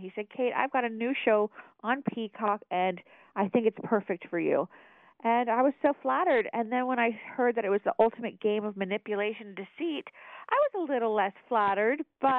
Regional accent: Melbourne Beach, Florida, United States; I was born and raised in Melbourne Beach. I'm a proud Space Coast resident.

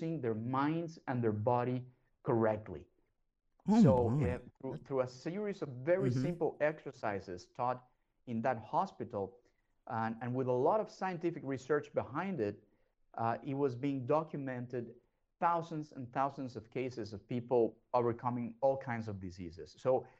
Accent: Mexico; I was raised and born in Mexico

